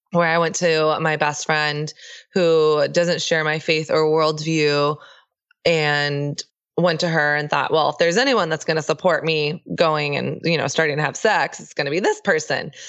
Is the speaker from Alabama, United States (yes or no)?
no; Texas, United States; I grew up in the South. Uh, I grew up in Texas